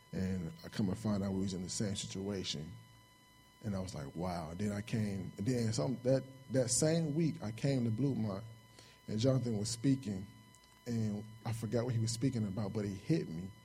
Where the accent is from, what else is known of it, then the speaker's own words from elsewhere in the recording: Chicago, Illinois, United States; moved away as an adult; I'm from Chicago, South Side Chicago. I grew up there all my life